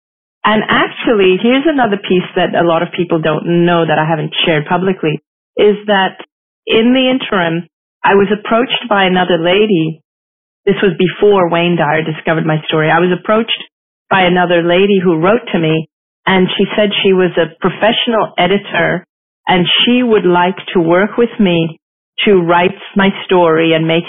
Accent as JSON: {"language": "English", "country": "Hong Kong", "tie": "born or raised there", "also_born_or_lived": "Singapore", "said": "I grew up in Asia. I am Asian. I'm ethnically Indian. I grew up in Hong Kong. I was born in Singapore. My parents are Hindus."}